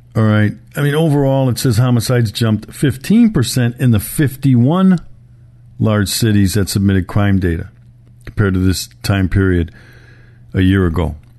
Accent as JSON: {"language": "English", "town": "Milwaukee", "region": "Wisconsin", "country": "United States", "tie": "born or raised there", "said": "my hometown, Milwaukee"}